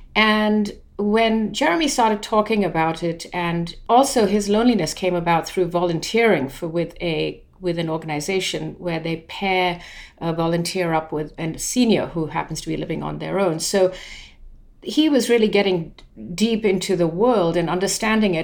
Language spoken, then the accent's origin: English; London, United Kingdom; moved away as an adult; also born or lived in India; now in United States; it started when I was very young and we moved from India to London